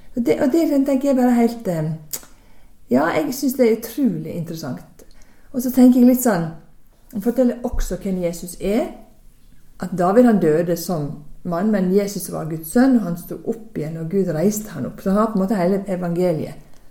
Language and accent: Norwegian; Sunnmøre, Møre og Romsdal, Norway; now in Stavanger, Norway; som dere forhåpentligvis hører godt, så er ikke jeg herifra, men jeg er fra Sunnmøre